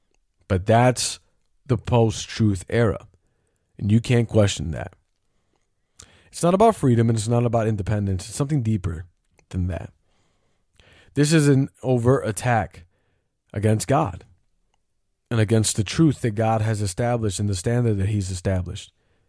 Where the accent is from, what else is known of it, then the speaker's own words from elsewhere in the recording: the Bible Belt, United States; I grew up in a Christian home. I grew up in the Bible Belt and whatever.